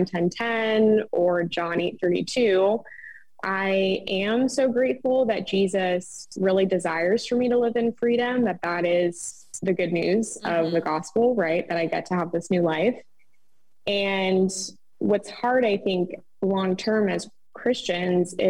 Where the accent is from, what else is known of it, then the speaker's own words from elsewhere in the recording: Nova Scotia, Canada; I am also Canadian. For those who don't know, I'm actually from Nova Scotia, Canada